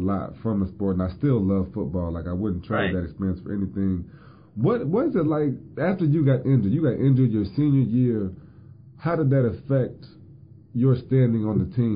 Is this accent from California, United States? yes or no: no; Indiana, United States; I'm from Indiana